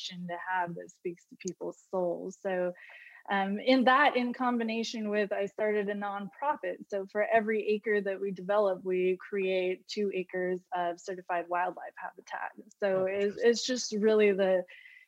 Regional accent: Southeast Alaska, United States; Growing up in Southeast Alaska, the most pristine place on the earth

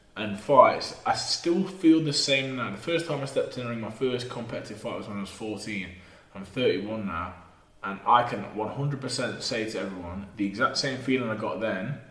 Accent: Burton upon Trent, West Midlands, United Kingdom; If we're from Burton on Trent.

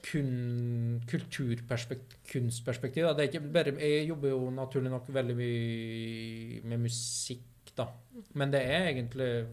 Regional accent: Vinstra, Innlandet, Norway; moved away; der jeg kommer fra, som er da dalsida opp mot Perintgarden. På Vinstra.

